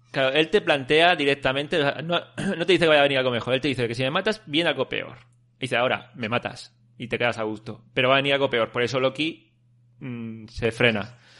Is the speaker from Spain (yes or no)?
yes; Callosa de Segura, Valencian Community, Spain; Yo tenía un amigo en Callosa, en mi pueblo, Callosa de Segura